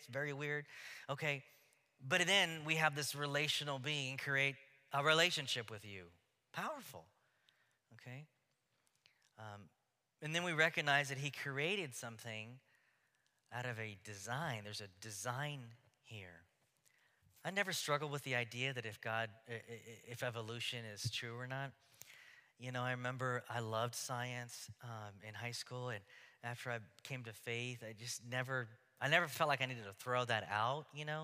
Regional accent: Houston, Texas, United States; now in Oregon, United States; growing up in Houston

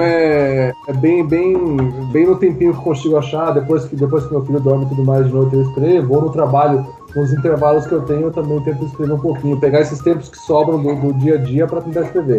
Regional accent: São José dos Pinhais, Paraná, Brazil; nasci em São José dos Pinhais, mas é do ladinho de Curitiba, então sou quase curitibano.

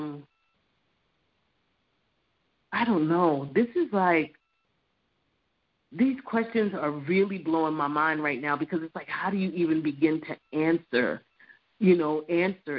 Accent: New Jersey, United States; also born or lived in Neptune, New Jersey / North Carolina; now in Florida, United States; the house that I grew up in New Jersey

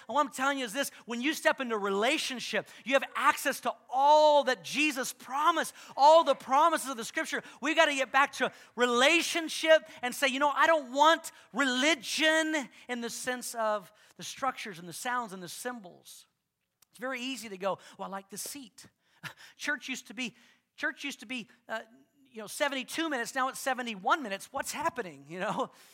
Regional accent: the South, United States; I grew up in the South

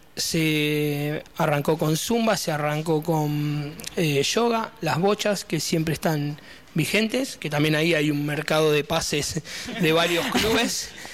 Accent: Las Flores, Buenos Aires Province, Argentina; moved away as an adult; now in Verónica, Argentina; yo soy de La Flores, de la provincia de Buenos Aires

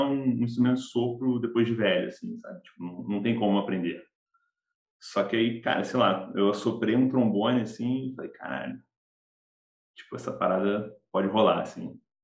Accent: Campinas, São Paulo, Brazil; now in Rio de Janeiro, Brazil; eu sou do interior de São Paulo, sou de Campinas

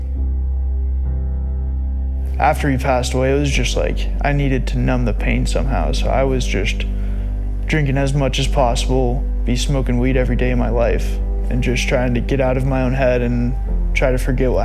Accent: Broomfield, Colorado, United States; 25 years old, born and raised in Broomfield, Colorado

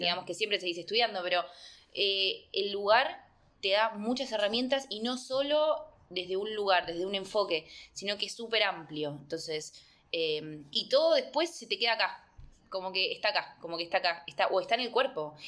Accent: Argentina; moved away as an adult; somos argentinos

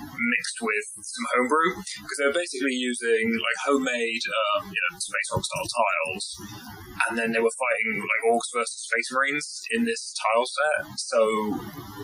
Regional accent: West Country, South West England, United Kingdom; I grew up down in the West Country

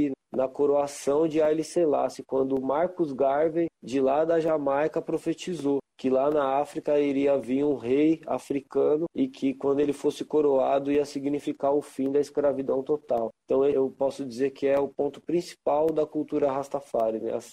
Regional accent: São Paulo, Brazil; born there; Eu nasci aqui em São Paulo

